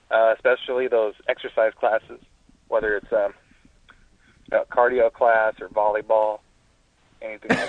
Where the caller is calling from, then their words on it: San Diego, California, United States; I'm calling from San Diego.